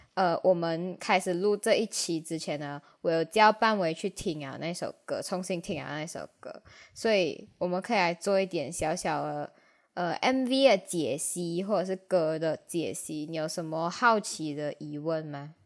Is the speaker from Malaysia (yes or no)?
yes; Malaysia; 我们马来西亚人